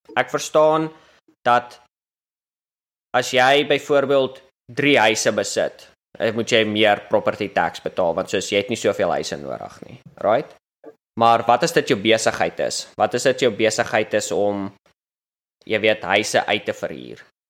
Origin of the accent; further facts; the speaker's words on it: South Africa; moved away as an adult; now in United States; toe ek groot geword het in Suid-Afrika